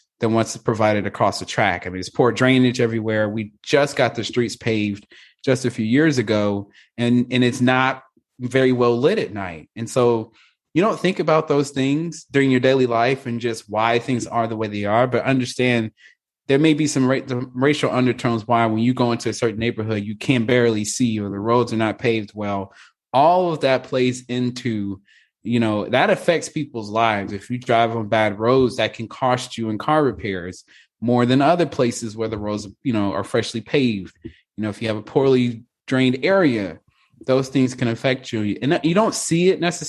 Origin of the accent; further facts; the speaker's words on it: Gulfport, Mississippi, United States; my hometown is Gulfport, Mississippi